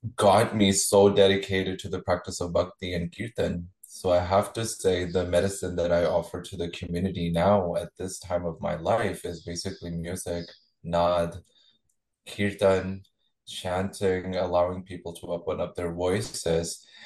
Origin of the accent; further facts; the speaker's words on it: Chandigarh, India; I was born and raised in India. Uh, Chandigarh is the hometown where I was born.